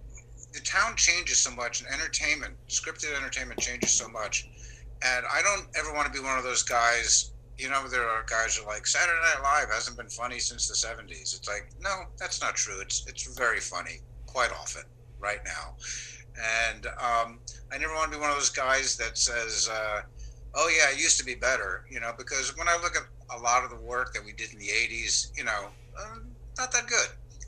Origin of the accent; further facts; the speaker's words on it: East Brunswick, New Jersey, United States; I was born in New Brunswick. Okay. But I was raised in East Brunswick.